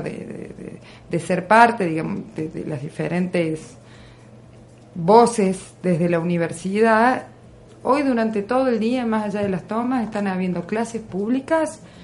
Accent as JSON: {"language": "Spanish", "country": "Argentina", "said": "en un espacio como el nuestro, en un lugar como Argentina"}